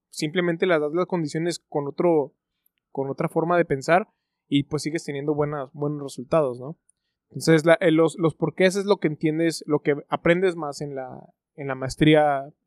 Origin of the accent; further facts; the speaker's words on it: Mexico; Pero bueno, siendo mexicano, las mexicanadas